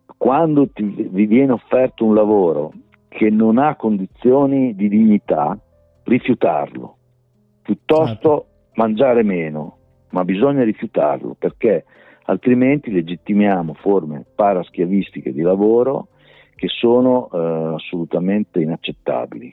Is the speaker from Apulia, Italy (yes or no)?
no; Rimini, Emilia-Romagna, Italy; io sono riminese